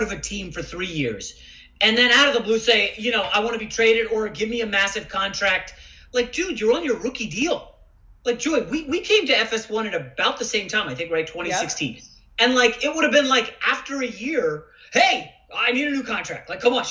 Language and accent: English; New York, United States; I'm a New Yorker, born in New York